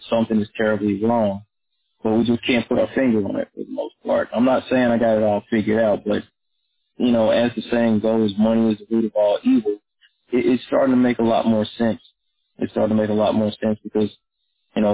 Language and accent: English; North Little Rock, Arkansas, United States; I grew up in North Little Rock, Arkansas